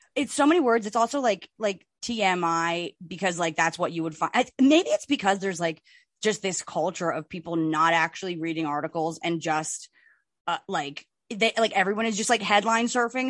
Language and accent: English; New Jersey, United States; we are from Jersey